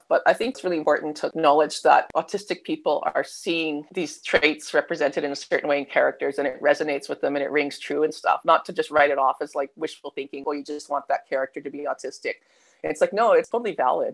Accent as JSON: {"language": "English", "country": "Canada", "accent": "Canadian", "moved": "yes", "lives_now": "Melbourne, Australia", "said": "You can tell by the accent, though, I'm like Canadian. So, I mean, I'm Aussie by citizenship now, but I'm um, originally from Canada"}